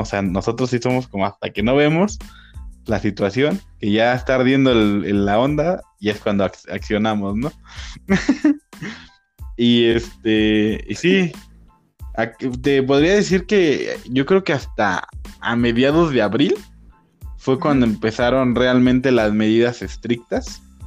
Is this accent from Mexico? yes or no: yes; Mexico; Ya yo siendo mexicano viviendo en México